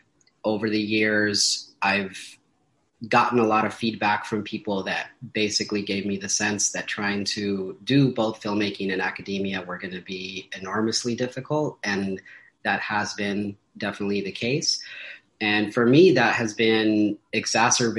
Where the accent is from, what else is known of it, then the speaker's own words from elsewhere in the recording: Paramount, California, United States; I am from Southeast Los Angeles, which specifically for me means Paramount, California, right next to Long Beach and Compton